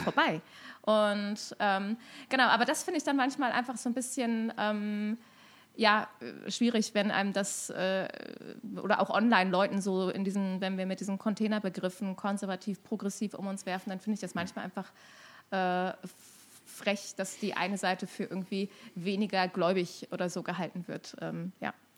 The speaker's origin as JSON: {"language": "German", "town": "Cologne", "region": "North Rhine-Westphalia", "country": "Germany", "moved": "as an adult", "lives_now": "Vienna, Austria", "said": "ich komme ursprünglich aus Köln, was mir nochmal sehr bewusst geworden ist, wie viel Kölnerin ich bin, seit ich in Wien lebe"}